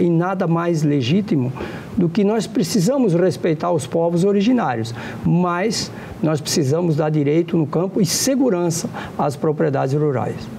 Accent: Santa Catarina, Brazil; moved away; also born or lived in Rondônia; É o caso de Santa Catarina, onde eu nasci

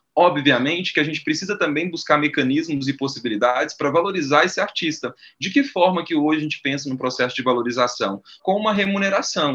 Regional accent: Minas Gerais, Brazil; moved away as an adult; now in Amapá, Brazil; eu sou natural de Minas Gerais. Eu moro no Amapá há 10 anos

